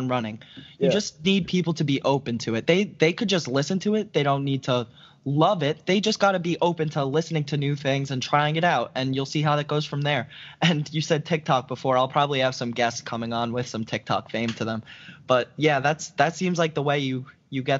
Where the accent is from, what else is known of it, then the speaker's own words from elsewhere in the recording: New York, United States; I'm from New York